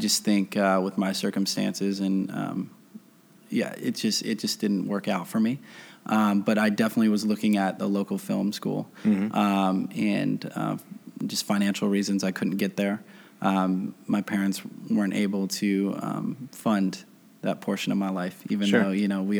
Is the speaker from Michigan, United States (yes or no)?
yes; Grand Rapids, Michigan, United States; moved away as an adult; now in Los Angeles, United States; Grew up over on the northeast side of Grand Rapids